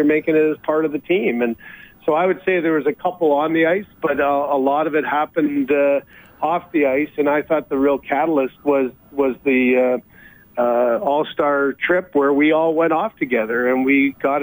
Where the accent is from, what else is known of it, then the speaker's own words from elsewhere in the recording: London, Ontario, Canada; it's London, Ontario, which is my hometown